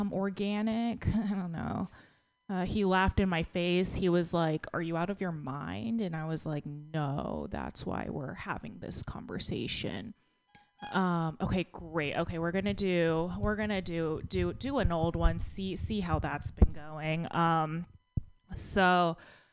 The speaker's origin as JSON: {"language": "English", "region": "Texas", "country": "United States", "tie": "born or raised there", "said": "I grew up in Texas, and I had very judgy classmates."}